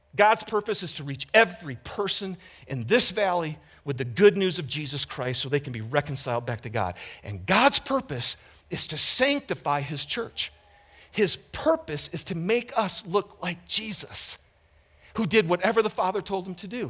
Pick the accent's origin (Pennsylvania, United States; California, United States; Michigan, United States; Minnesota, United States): Michigan, United States; Lapeer; moved away; I grew up in Michigan